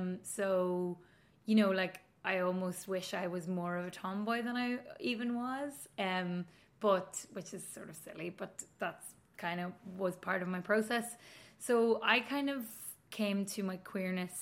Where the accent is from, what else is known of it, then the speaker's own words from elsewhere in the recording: Donegal, Ulster, Ireland; moved away as an adult; also born or lived in Coleraine / Belfast; now in Dublin, Ireland; I'm from Donegal